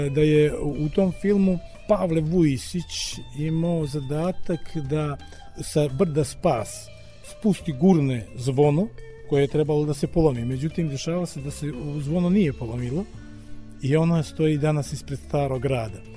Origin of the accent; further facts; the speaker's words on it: Budva, Budva Municipality, Montenegro; kod nas u Budvi